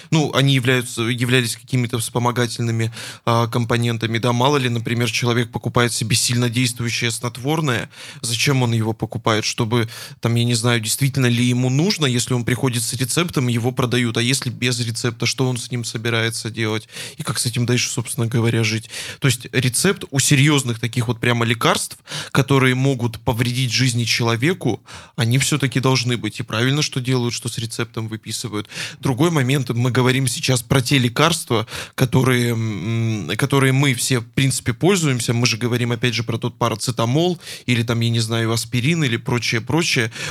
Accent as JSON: {"language": "Russian", "town": "Yekaterinburg", "region": "Sverdlovsk Oblast", "country": "Russia", "tie": "born or raised there", "said": "А, мы соединяемся с Екатеринбургом, с моим родным городом."}